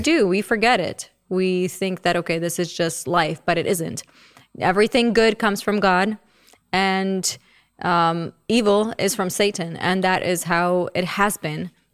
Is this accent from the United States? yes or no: no; Czechia; moved away; I don't know all of the hymns because I grew up in the Czech Republic